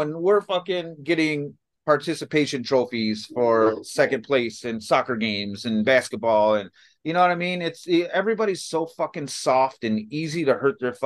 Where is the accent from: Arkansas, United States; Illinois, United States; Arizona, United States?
Illinois, United States; Chicago; I grew up in Chicago in some really rough shit in, you know, the 80s and 90s here